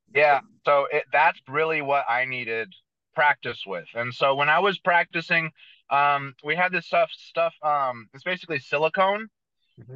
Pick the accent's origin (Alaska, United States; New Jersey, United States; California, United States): California, United States; San Jose; I was born and raised in San Jose, California, so it's about an hour south of San Francisco.